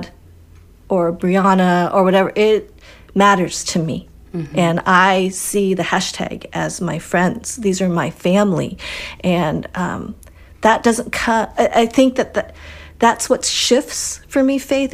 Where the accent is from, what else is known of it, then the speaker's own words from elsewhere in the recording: Colorado, United States; also born or lived in Wisconsin; growing up in Colorado